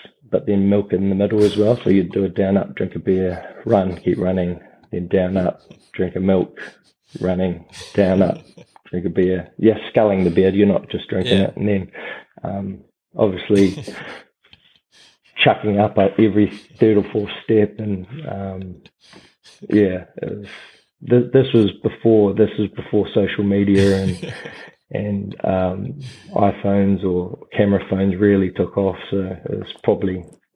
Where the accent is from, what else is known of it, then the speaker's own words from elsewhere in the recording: Christchurch, Canterbury, New Zealand; moved away as an adult; also born or lived in Southland; I was from Christchurch